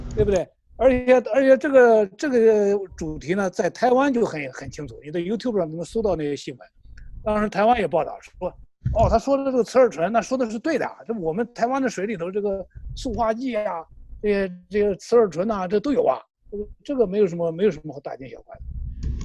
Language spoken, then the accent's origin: Chinese; China; 我们作为一个中国人